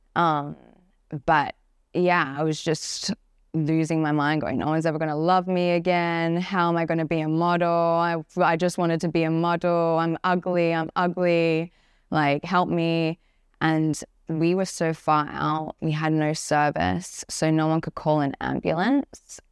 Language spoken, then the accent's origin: English; Perth, Western Australia, Australia; moved away; I'm originally from Path, Western Australia. I grew up in a, like, a little house far in the countryside